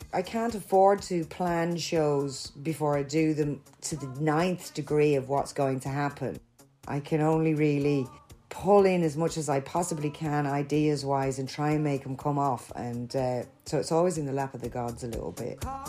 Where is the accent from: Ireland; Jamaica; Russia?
Ireland; now in London, United Kingdom; I'm Irish